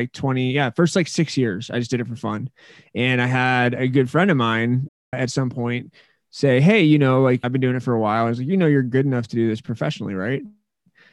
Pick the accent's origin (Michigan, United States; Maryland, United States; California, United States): California, United States; Menlo Park; now in Colorado, United States; I was born in Menlo Park, California